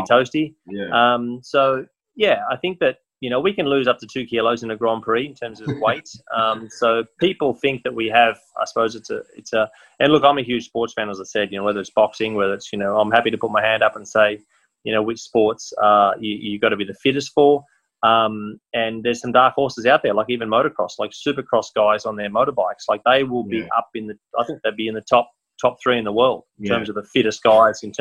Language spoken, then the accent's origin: English; Australia; it was in my home country